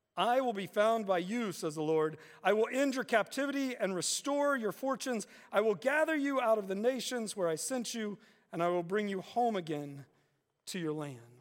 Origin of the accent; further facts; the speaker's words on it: West Virginia, United States; growing up in West Virginia